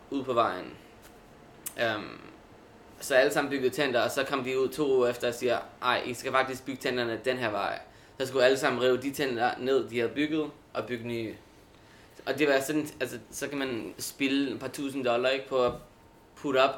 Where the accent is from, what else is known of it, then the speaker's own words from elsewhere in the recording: Brooklyn, New York, United States; vi er begge to fra Brooklyn, så vi, jeg tror, vi gerne vil have endet, eller endet op i Brooklyn, ikke?